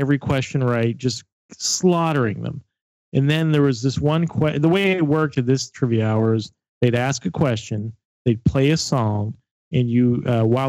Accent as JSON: {"language": "English", "region": "Pennsylvania", "country": "United States", "said": "we're from Pennsylvania"}